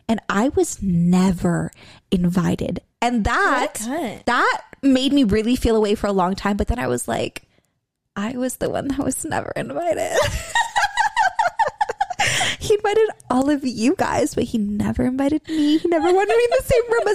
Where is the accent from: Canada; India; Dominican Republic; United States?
United States; California; we're from California